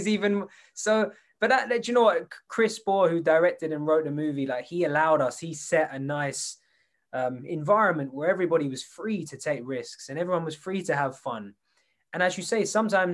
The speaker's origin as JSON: {"language": "English", "region": "England", "country": "United Kingdom", "tie": "born or raised there", "said": "I grew up in England"}